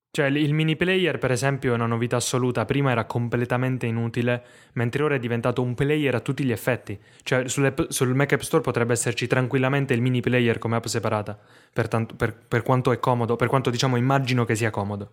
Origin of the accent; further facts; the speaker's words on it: Foggia, Apulia, Italy; sono nato a Foggia